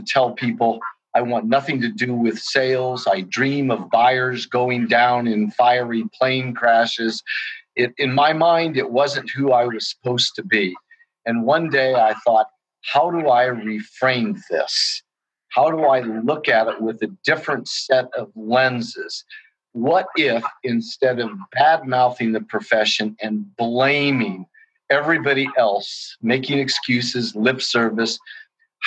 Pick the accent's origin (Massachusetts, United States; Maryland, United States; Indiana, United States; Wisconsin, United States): Indiana, United States; Indianapolis; also born or lived in Washington, D.C.; I'm from Indianapolis, Indiana, here in the Midwest.